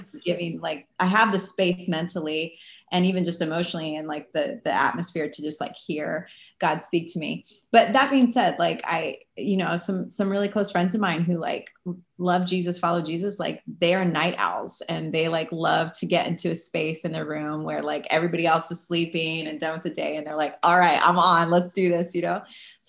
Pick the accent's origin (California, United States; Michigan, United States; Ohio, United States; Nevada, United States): California, United States; now in New York City, United States; But then I moved to New York City, and it's like, I came from California and Southern California, where it's just warm and pleasant all year round.